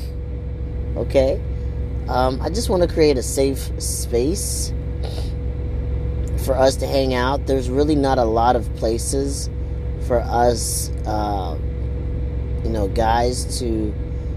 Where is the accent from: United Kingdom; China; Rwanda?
Rwanda; I'm from Africa, Rwanda